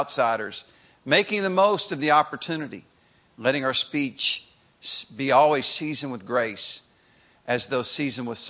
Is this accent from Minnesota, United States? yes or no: no; Greensboro, North Carolina, United States; also born or lived in Chapel Hill, North Carolina; my hometown in Greensboro